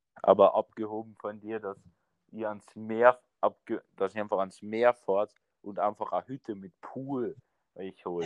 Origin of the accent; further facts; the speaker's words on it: Carinthia, Austria; accent: Carinthian; zum Glück sind wir Kärntner ja, haben, haben ja nicht so einen heftigen Dialekt